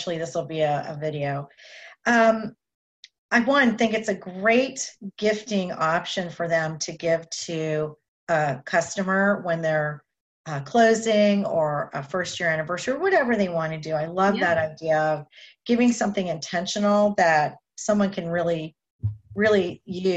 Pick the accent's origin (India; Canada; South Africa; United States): Canada; I'm Canadian. We grew up drinking tea